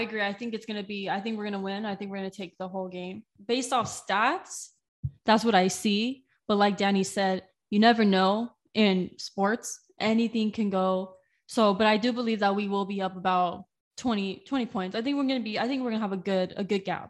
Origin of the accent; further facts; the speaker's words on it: Moreno Valley, California, United States; moved away as an adult; also born or lived in Riverside, California; now in San Diego, United States; I was born in Riverside, but I grew up in the town next to Riverside, Moreno Valley.